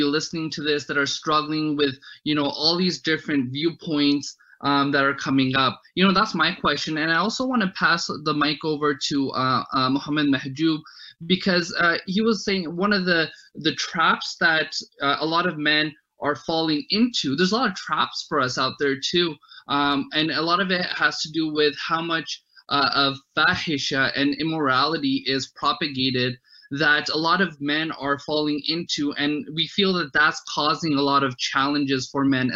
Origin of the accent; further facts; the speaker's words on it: Canada; also born or lived in New York, United States; I've come from Pakistani background. There's certain things that I've been taught, but I grew up here. I was born in New York. I grew up here also in Canada